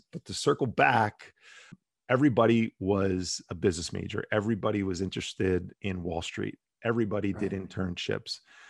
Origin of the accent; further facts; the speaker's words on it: New Jersey, United States; So I grew up in Bergen County, New Jersey, which is a suburb of New York City, right outside of Manhattan, 10 or so miles from Manhattan.